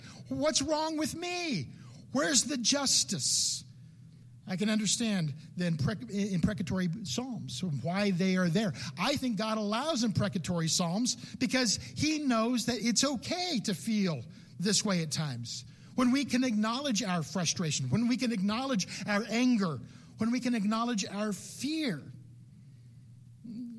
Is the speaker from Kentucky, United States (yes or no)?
no; California, United States; I grew up in California